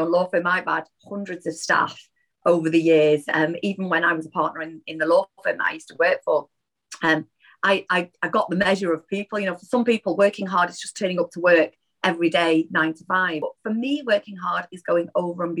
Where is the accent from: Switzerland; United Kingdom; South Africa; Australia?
United Kingdom; Manchester, North West England; I'm a Mancunian through and through, and I am really, really proud of my Northern heritage